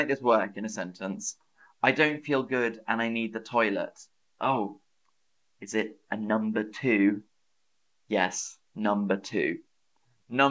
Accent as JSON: {"language": "English", "country": "United Kingdom", "said": "as a British person"}